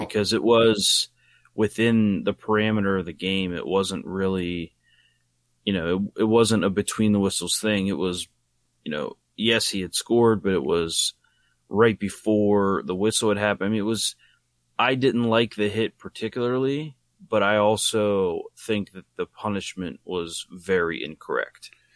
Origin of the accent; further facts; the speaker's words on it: Wheeling, West Virginia, United States; they came to my hometown, Wheeling, West Virginia